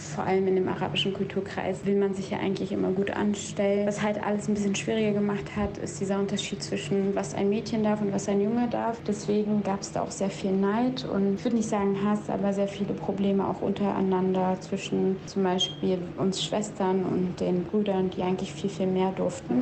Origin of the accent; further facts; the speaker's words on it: East Germany, Germany; Ich bin libanesisch, palästinensisch und in Ostdeutschland groß geworden